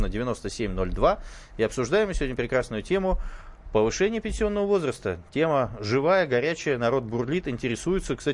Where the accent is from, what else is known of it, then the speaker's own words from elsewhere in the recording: Moscow, Russia; вот я тоже москвич